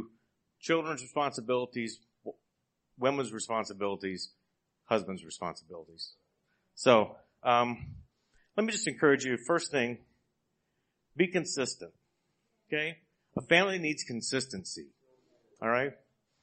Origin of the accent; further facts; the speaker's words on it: Texas, United States; moved away; also born or lived in Iowa; I was born and raised in Texas, went to Iowa